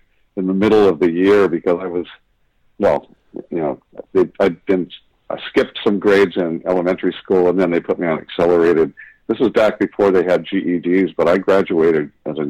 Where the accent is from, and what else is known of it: Huntington Beach, California, United States; born or raised there; also born or lived in Santa Cruz, California